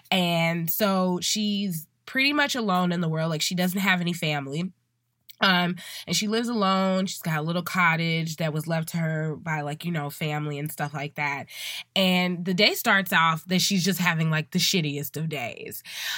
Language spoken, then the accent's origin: English; Chicago, Illinois, United States; And as a Chicagoan, I have been waiting my due diligence through this last hard winter.